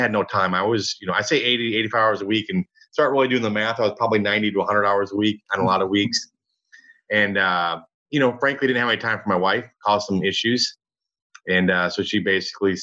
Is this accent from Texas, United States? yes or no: no; Michigan, United States; now in Dallas, United States; I grew up in Michigan. I'm in Dallas now